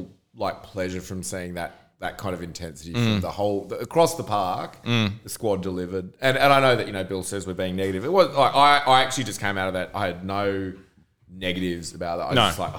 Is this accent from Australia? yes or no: yes; Chatswood, New South Wales, Australia; now in Manly, Australia; I was from Chatswood